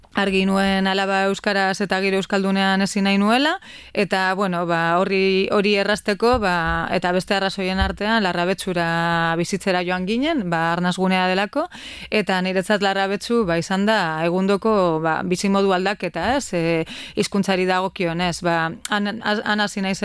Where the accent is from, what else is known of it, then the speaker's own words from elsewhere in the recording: Bilbao, Basque Country, Spain; kasetari bilbotarra naiz